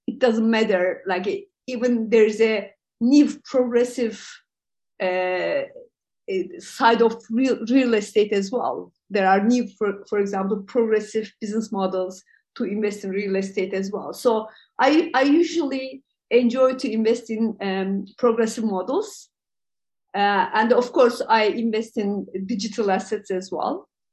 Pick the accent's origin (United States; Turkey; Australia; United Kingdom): Turkey; also born or lived in Europe; I'm from uh, uh, Turkey. Uh, I'm based in uh, Istanbul